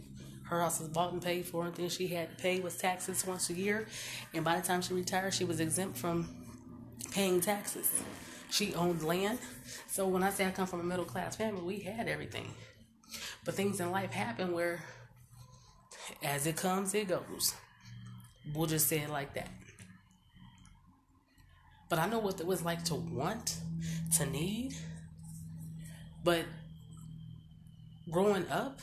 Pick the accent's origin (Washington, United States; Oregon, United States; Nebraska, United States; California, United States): Nebraska, United States; Omaha; I was born and raised in North Omaha Bottoms